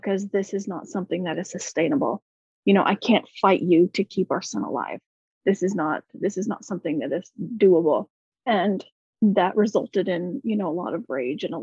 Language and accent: English; Houston, Texas, United States; also born or lived in Colorado; I am from Houston, Texas. I always say that I'm born and bred in Texas, but I was actually born in Colorado on a brief stint that my family went to Colorado, but I'm a lifelong